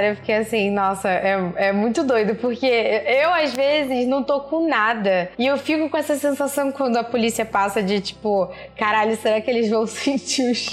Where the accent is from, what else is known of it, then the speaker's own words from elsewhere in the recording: Caxias, Rio de Janeiro, Brazil; Sou do bairro de Caxias, no Rio de Janeiro.